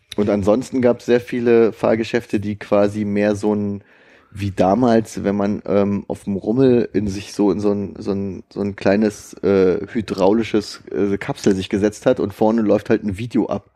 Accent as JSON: {"language": "German", "country": "Germany", "said": "ich bin aus Deutschland."}